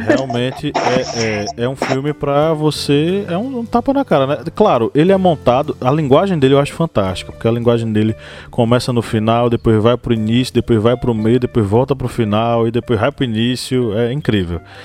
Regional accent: Uauá, Bahia, Brazil; a cidade onde eu nasci chama-se Uauá, encravada no interior da Bahia.

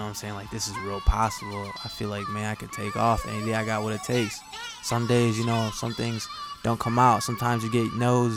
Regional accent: Grand Rapids, Michigan, United States; also born or lived in Chicago, Illinois; I'm from Grand Rapids, Michigan

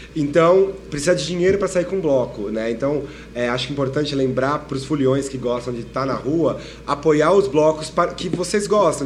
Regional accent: São Paulo, Brazil; eu sou de São Paulo, somos de São Paulo

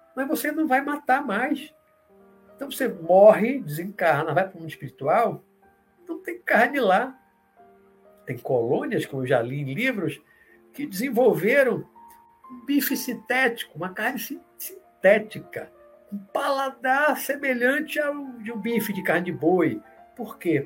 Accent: Salvador, Bahia, Brazil; Eu vi muito na minha adolescência aqui, na Pituba, aqui em Salvador.

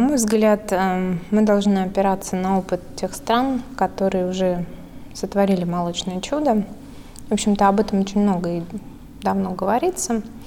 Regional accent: Smolensk Oblast, Russia; moved away; я выросла э, в Смоленской области

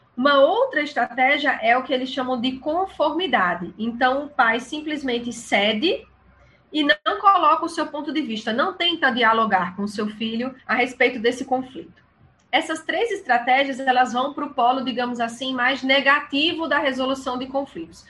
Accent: São Paulo, Brazil; now in João Pessoa, Brazil; eu moro em João Pessoa, mas sou paulista

